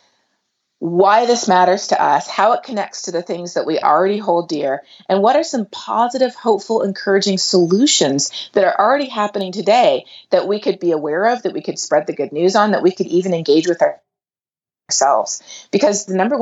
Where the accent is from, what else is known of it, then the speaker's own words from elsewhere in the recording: Canada; moved away as an adult; also born or lived in South America; now in Texas, United States; I grew up in Canada and in South America, and then I went to the U.S. for graduate school